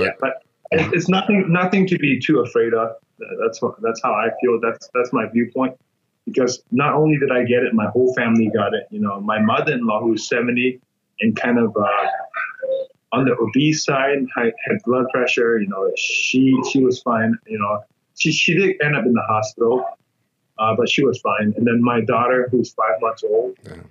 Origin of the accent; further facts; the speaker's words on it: Myanmar; moved away; the world in Myanmar is very different. Um, I was born in like a village, you know, people live in huts.